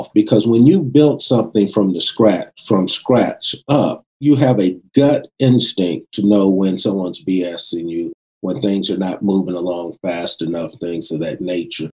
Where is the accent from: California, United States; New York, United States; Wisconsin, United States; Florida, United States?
California, United States; West Covina; also born or lived in South Central Los Angeles; when we moved from South Central, I wouldn't say we had a lot of money, because I primarily grew up in a predominantly white area in West Covina